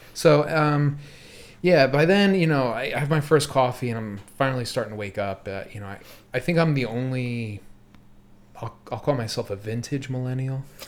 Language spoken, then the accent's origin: English; North Wales, Pennsylvania, United States; now in Philadelphia, United States; I'm from North Wales, where we lived in the same house forever